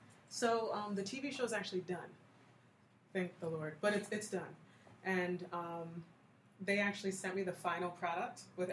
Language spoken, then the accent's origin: English; United States; now that we're born here and we have the language and we don't really, we're American